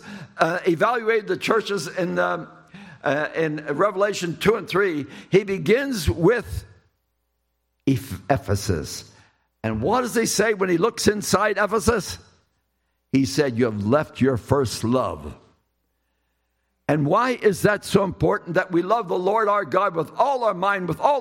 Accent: Lancaster, Pennsylvania, United States; I was in Lancaster, Pennsylvania, my hometown

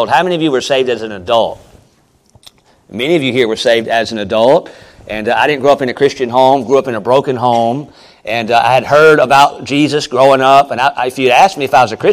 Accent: Charlotte, North Carolina, United States; moved away; I'm from Charlotte

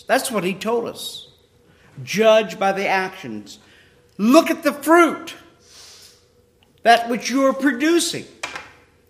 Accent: Ohio, United States; I used to have an apple tree in the house that I grew up in Ohio

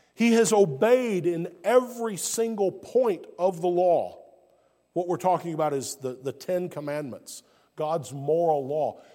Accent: Alabama, United States; also born or lived in South Carolina / Georgia; now in North Carolina, United States; I was born in Alabama, deep south, what many would refer to as the Bible Belt of the United States. And my life experience has been in Alabama, South Carolina, and now I live in North Carolina.

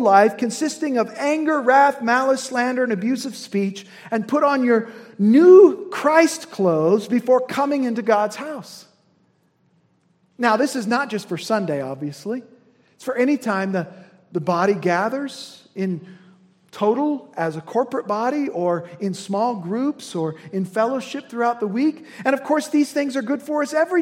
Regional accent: Indiana, United States; as a son of Indiana

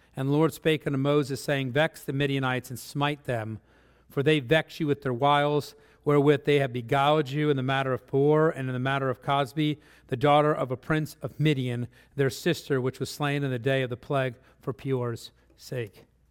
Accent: Netherlands; moved away; I come from Holland

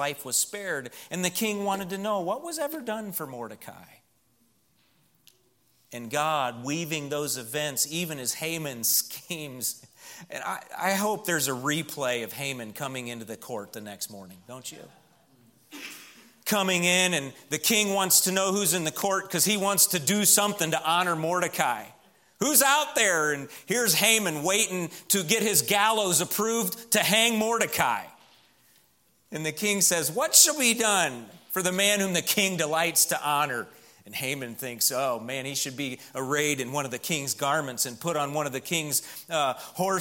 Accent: Midwest, United States; I'm from the Midwest

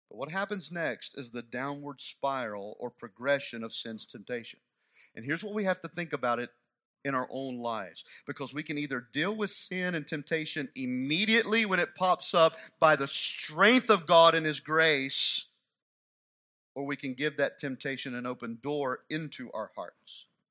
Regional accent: United States

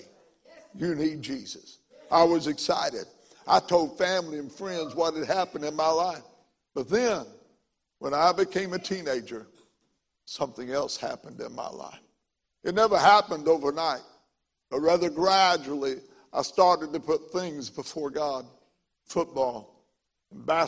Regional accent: McLeansboro, Illinois, United States; my hometown, McLeansboro, Illinois

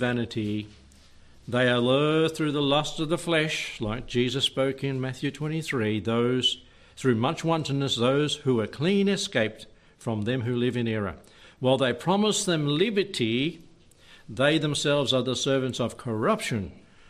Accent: Warburton, Victoria, Australia; that's just the hospital I was born in, down at Warburton.

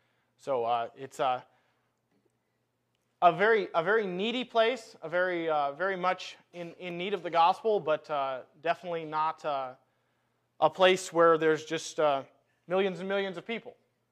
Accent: South Dakota, United States; also born or lived in Houghton, Michigan; I was born in Michigan, Houghton Hancock area. We moved to South Dakota due to my dad's job when I was six. I was raised in a Christian home.

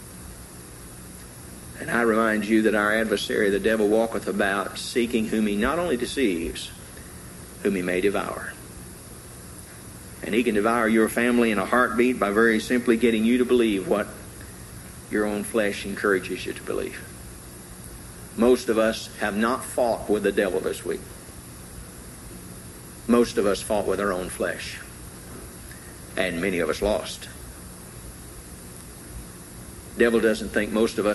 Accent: Tennessee, United States; I grew up in Tennessee.

